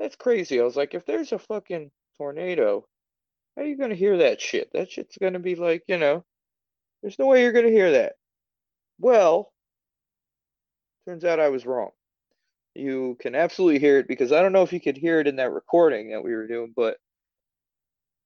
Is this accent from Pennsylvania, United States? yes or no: no; New Jersey, United States; moved away; I'm from New Jersey